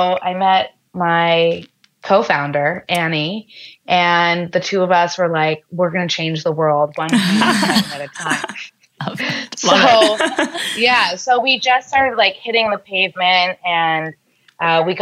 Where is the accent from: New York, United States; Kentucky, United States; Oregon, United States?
New York, United States; I'm born and raised in New York